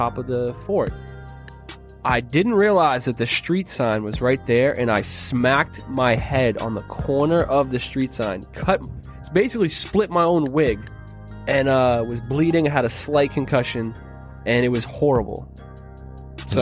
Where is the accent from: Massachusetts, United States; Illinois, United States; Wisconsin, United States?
Massachusetts, United States; Boston; I have very fond memories of the snow growing up in Boston